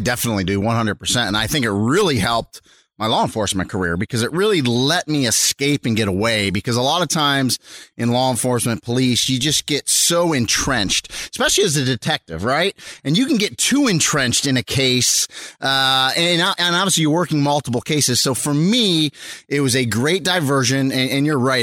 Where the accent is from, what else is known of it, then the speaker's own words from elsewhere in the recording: Rochester, New York, United States; I, uh, was born and raised in Rochester, New York. So that's where I'm from